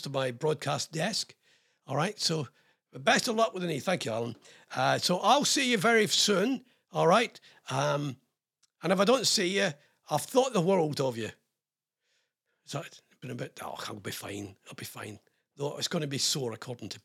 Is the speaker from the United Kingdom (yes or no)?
yes; Scotland, United Kingdom; I'm ex-RAF and I'm Scottish.